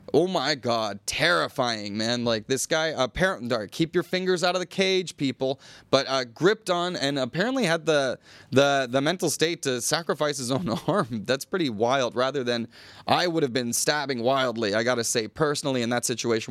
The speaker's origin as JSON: {"language": "English", "country": "United States", "moved": "yes", "lives_now": "Thailand", "said": "as an American"}